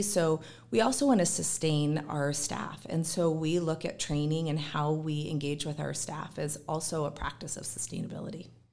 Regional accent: Gig Harbor, Washington, United States; born and raised in Gig Harbor

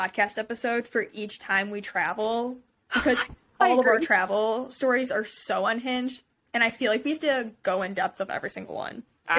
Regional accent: Cleveland, Ohio, United States; because we're from Cleveland, I'm going to have a custom Browns jersey made

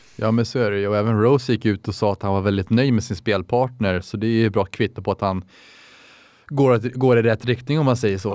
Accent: Täby, Stockholm County, Sweden; Jag är 24 år gammal, kommer från Täby

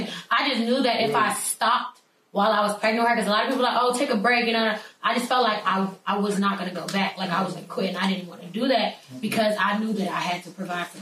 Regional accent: Chicago, Illinois, United States; first language Arabic; English is a second language; I am born and raised in Chicago.

